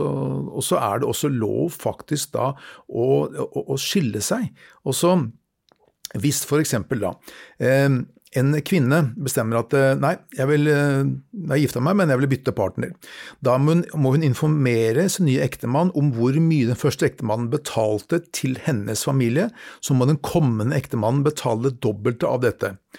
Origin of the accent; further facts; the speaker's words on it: Norway; som nordmann